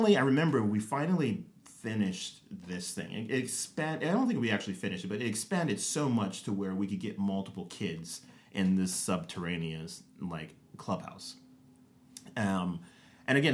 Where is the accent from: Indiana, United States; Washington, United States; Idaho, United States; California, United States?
California, United States; Rialto; moved away as an adult; now in Atlanta, United States; we grew up in Southern California in like Rialto